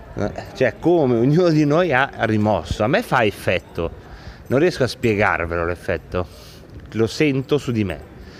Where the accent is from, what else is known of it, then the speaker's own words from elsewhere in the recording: province of Varese, Lombardy, Italy; dalle nostre parti della provincia di Varese